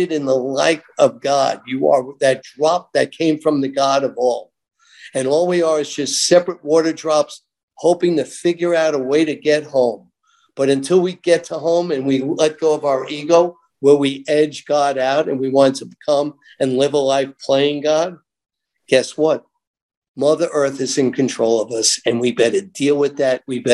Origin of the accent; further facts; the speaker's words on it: New York, United States; I'm growing up in New York, conservative New York